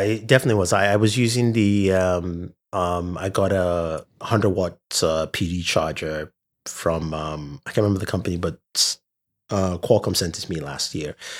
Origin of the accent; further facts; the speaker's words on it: Nigeria; I'm from Nigeria